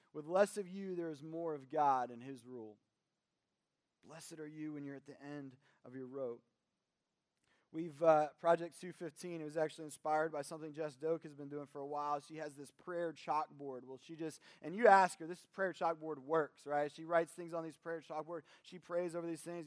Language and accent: English; Kentucky, United States; we're from Kentucky, at the very least, we watch the Kentucky Derby